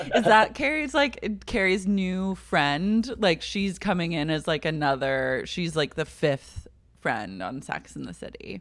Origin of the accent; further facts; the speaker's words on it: Oklahoma, United States; I'm from Oklahoma